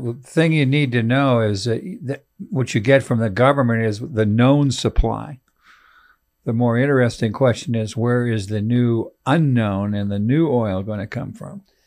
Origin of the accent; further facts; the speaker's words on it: California, United States; moved away; also born or lived in Texas; I'm, I'm from California